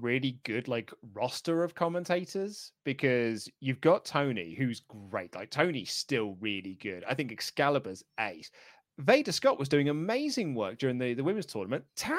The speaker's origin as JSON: {"language": "English", "town": "Glasgow", "region": "Scotland", "country": "United Kingdom", "said": "I'm the guy from Glasgow. So as Luke so eloquently puts, I live in Glasgow."}